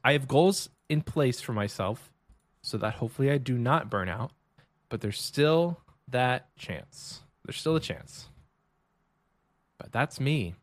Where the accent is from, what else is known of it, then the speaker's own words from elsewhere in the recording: Texas, United States; I'm from Texas